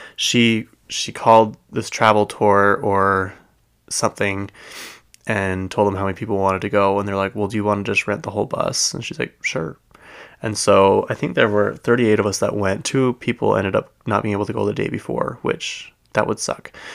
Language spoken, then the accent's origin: English; United States; we grew up in America